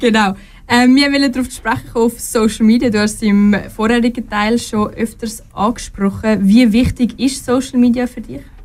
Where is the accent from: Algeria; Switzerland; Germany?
Switzerland; in der Schweiz